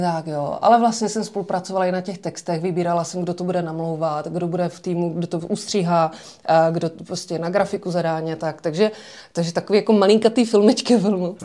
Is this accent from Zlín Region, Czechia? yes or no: yes; Rusava, Zlín Region, Czechia; Eh, já jsem z malé vesnice, která se jmenuje Rusava